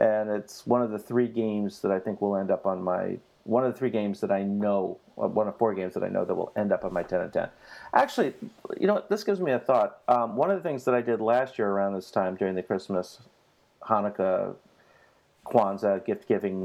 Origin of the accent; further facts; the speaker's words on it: New York City, New York, United States; I'm from Queens.